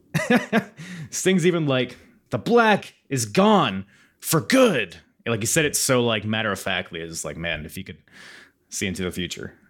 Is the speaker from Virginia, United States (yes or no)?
yes; Norfolk, Virginia, United States; my hometown, uh, about five minutes from where I'm sitting right now, Norfolk, Virginia